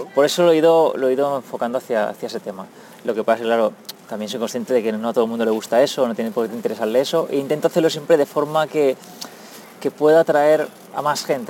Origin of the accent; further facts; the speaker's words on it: Valencian Community, Spain; moved away as an adult; also born or lived in New York; now in Japan; Soy un valenciano de 37 años que me vine aquí en Japón hace ya eh, seis se va a hacer ahora este mes, seis años.